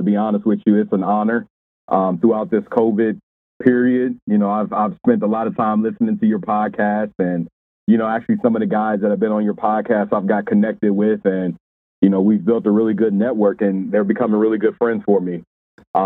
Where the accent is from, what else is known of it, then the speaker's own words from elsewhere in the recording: Indianapolis, Indiana, United States; also born or lived in Louisville, Kentucky; I was actually raised in Indianapolis. I was raised on the east side of Indianapolis